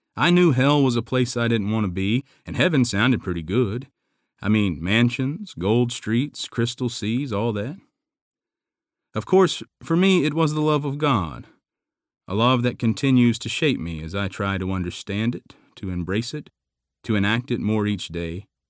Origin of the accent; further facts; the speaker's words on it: Lower Alabama, United States; I always say I grew up in L A. You can tell by my accent